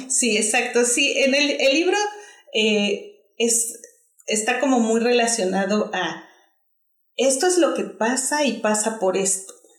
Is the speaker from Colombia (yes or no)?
no; Mexico; moved away as an adult; now in Australia; soy mexicana